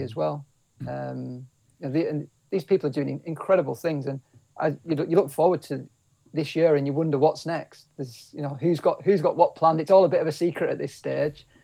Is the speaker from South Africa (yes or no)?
no; Kendal, North West England, United Kingdom; I was born and bred in the Lake District, so I was born in Kendal